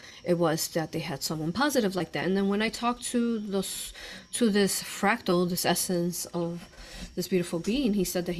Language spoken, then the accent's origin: English; Chicago, Illinois, United States; I'm from Chicago